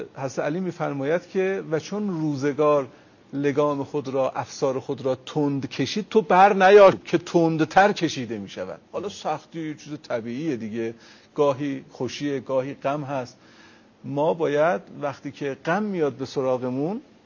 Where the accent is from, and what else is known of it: Iran